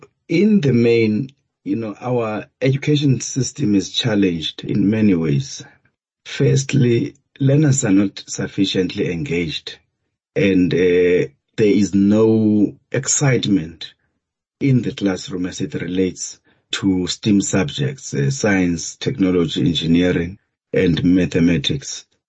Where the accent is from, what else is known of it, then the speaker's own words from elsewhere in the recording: Lesotho; also born or lived in Kagiso, South Africa; I was born in Kagiso, but raised in many places. I was raised in Lesotho by my grandparents. And I studied in the Eastern Cape and the Western Cape, especially tertiary level.